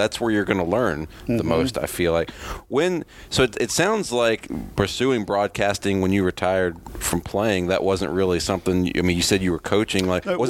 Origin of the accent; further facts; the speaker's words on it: Virginia, United States; I'm from Virginia, the mountains